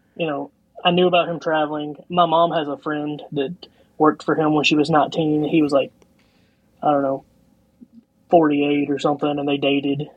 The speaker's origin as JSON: {"language": "English", "region": "Eastern Kentucky", "country": "United States", "tie": "born or raised there", "said": "growing up in Eastern Kentucky"}